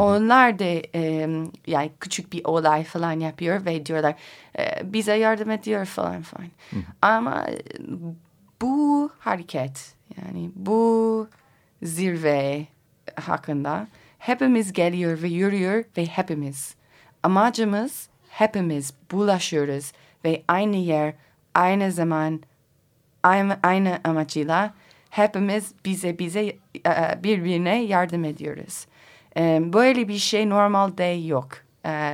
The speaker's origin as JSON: {"language": "Turkish", "region": "Colorado", "country": "United States", "tie": "born or raised there", "also_born_or_lived": "Kars, Turkey", "second_language": "Turkish", "moved": "as an adult", "said": "Amerika'da özellikle Colorado benim memleketimde"}